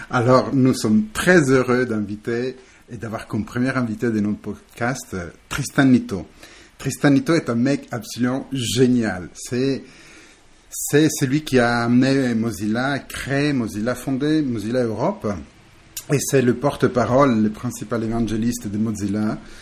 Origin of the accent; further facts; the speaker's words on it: Italy; now in France; Je suis italien, mais hum, j'ai fait un peu le tour du monde. Je suis atterri ici en France il y a quelques temps